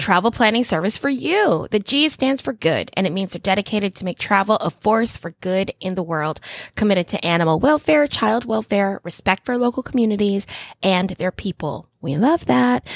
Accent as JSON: {"language": "English", "country": "Philippines", "said": "I'm Filipino."}